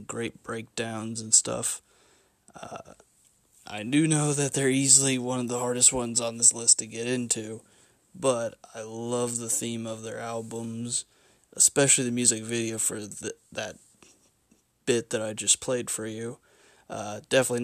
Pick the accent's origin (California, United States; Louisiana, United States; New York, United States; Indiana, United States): Indiana, United States; Bloomington; my hometown of Bloomington, Indiana